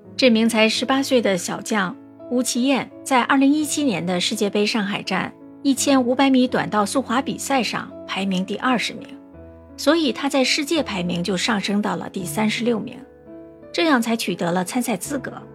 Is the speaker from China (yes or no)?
yes; northern China, China; now in Singapore; 我是北方人啊